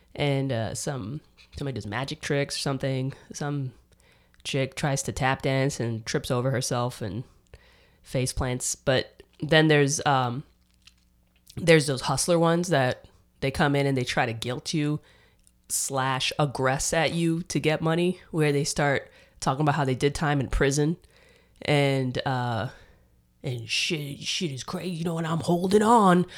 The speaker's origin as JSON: {"language": "English", "town": "New York City", "region": "New York", "country": "United States", "tie": "born or raised there", "also_born_or_lived": "Dominican Republic", "moved": "as an adult", "lives_now": "Austin, United States", "said": "I grew up in New York"}